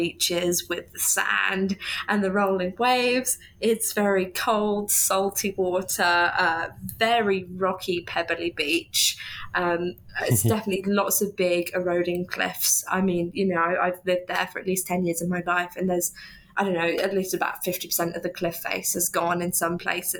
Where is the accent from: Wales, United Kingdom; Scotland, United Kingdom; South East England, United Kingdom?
South East England, United Kingdom; Hampshire; now in Norwich, United Kingdom; I grew up in Hampshire, which is the south of the UK, so specifically somewhere between Southampton and Bournemouth. I was sat bang in the New Forest